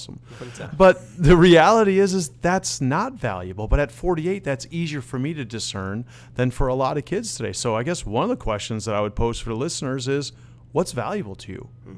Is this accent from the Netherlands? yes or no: yes; Netherlands; born there; So I am Dutch. I was born in the Netherlands. I'm fluent in Dutch.